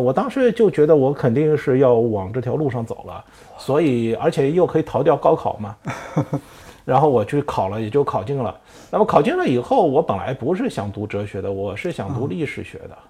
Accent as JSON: {"language": "Chinese", "region": "Shanghai", "country": "China", "said": "虽然我是个上海人"}